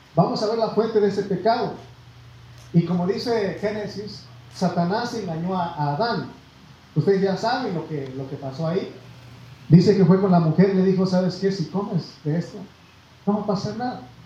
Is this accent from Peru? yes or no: no; Mexico; nosotros, hermano, nacimos en México y nos llenamos de orgullo y decimos yo soy mexicano